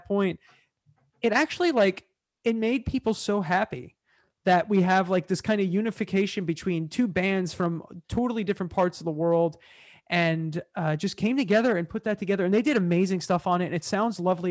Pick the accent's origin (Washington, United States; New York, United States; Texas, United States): New York, United States; Hicksville; I grew up on Long Island and they sound like, so I grew up in a town called Hicksville